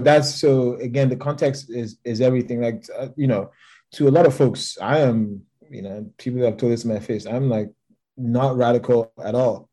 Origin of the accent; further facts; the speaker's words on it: Lagos, Nigeria; moved away; I grew up in Lagos.